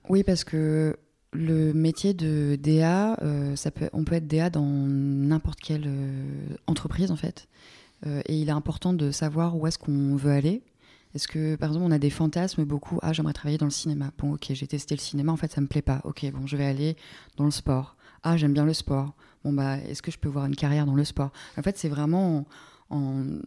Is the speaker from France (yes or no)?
yes; Normandy, France; moved away; je suis pas née en Normandie, mais je viens de Normandie. Il se trouve qu'il pleut beaucoup en Normandie